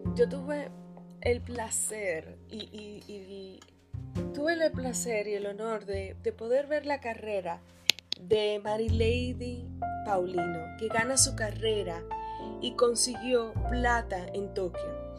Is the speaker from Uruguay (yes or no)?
no; Dominican Republic; also born or lived in Santo Domingo; en la provincia en la que vivo, en Santo Domingo